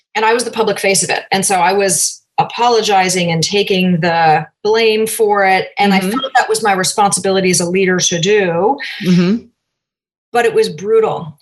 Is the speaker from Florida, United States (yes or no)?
no; Cambridge, Massachusetts, United States; moved away as an adult; also born or lived in south of France / Oakland, California; I grew up in Cambridge, Massachusetts.